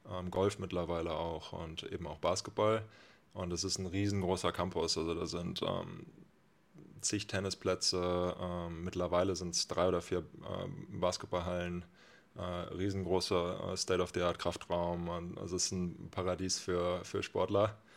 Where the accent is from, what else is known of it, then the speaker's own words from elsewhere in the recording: Oldenburg, Lower Saxony, Germany; moved away as an adult; now in Bremen, Germany; gebürtiger Oldenburger, vielleicht auch Mitgrund, weswegen ich hier sitze. Ja. Äh, genau, bin mittlerweile in Bremen